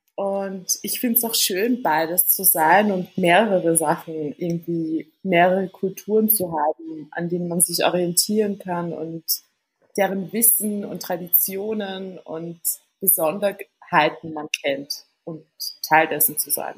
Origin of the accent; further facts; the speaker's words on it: Vienna, Austria; Ich bin in Wien äh, geboren und aufgewachsen. Sprich, ich bin Wienerin mit tunesischen Wurzeln